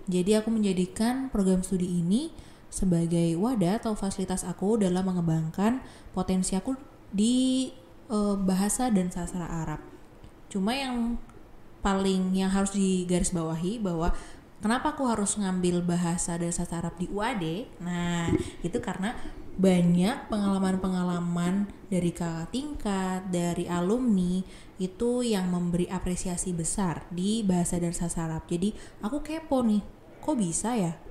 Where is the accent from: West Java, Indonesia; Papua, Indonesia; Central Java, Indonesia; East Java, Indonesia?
Central Java, Indonesia; Pemalang; saya datang dari Pemalang, Jawa Tengah dan sekarang duduk di semester 5 angkatan 2019.